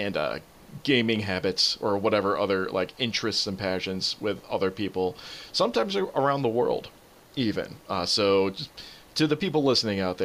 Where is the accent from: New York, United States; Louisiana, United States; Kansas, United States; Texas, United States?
New York, United States; Albany; my hometown. We had a self-driving car visit us in little old Albany, New York